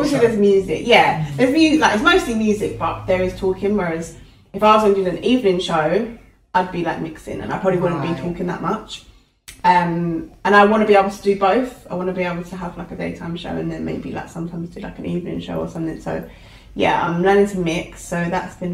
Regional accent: Essex, East of England, United Kingdom; I'm from Essex

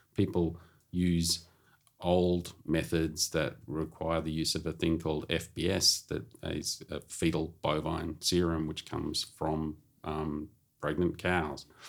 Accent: Melbourne, Victoria, Australia; I grew up in Melbourne

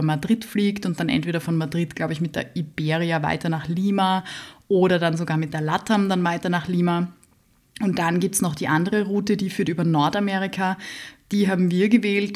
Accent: Vienna, Austria; Ich bin aus Wien

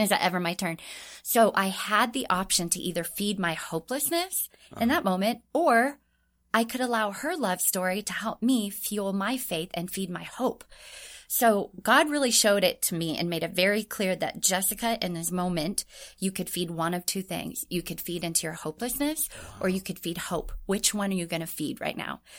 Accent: Orange County, California, United States; moved away as an adult; also born or lived in Anaheim, California / Tokyo, Japan / Hawaii; I grew up in Orange County

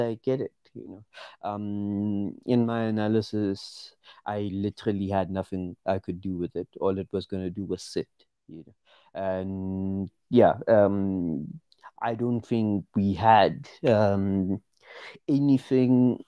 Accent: Pretoria, Gauteng, South Africa; I'm from Pretoria, South Africa. And yeah, I grew up in Mamelodi.

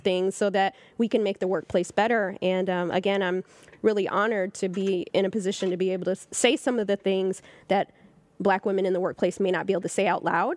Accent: Southern California, United States; now in Harlem, New York, United States; I'm from California

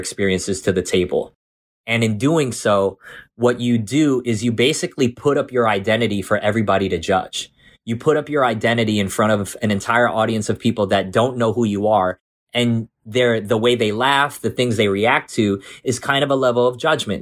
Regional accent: Jersey City, New Jersey, United States; also born or lived in South Amboy, New Jersey / Sayreville, New Jersey; I was growing up in Jersey City, so there was Filipinos everywhere

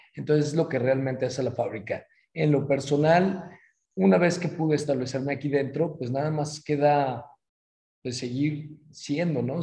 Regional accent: Guadalajara, Jalisco, Mexico; moved away as an adult; now in San Miguel de Allende, Mexico; mi ciudad natal, Guadalajara

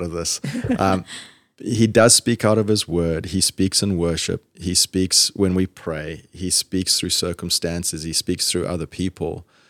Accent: Zimbabwe; now in Georgia, United States; when I was little, growing up in Zimbabwe

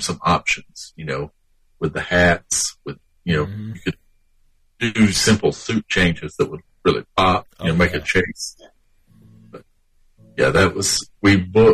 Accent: the South, United States; we grew up, we were a WWF household, even though we're from the South.

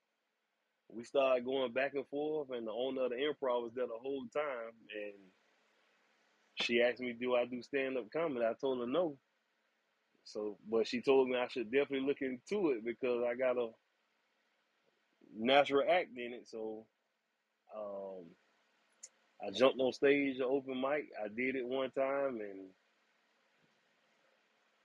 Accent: Riviera Beach, Florida, United States; I'm born and raised right here in Riviera Beach, Florida. Been here all my life.

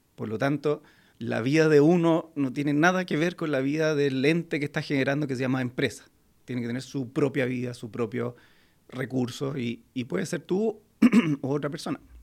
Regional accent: Chile; como chilenos

